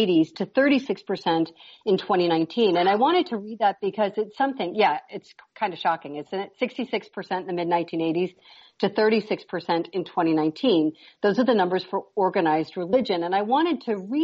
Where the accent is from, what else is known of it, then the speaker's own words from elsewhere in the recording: Chicago, Illinois, United States; I grew up in Chicago